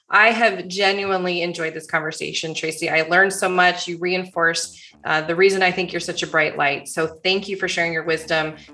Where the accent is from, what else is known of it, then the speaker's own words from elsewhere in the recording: Michigan, United States; I grew up in Michigan.